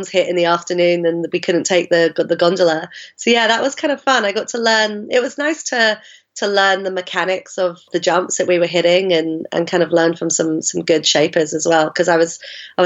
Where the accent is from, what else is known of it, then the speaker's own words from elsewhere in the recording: London, United Kingdom; accent: mongrel accent; I grew up in South London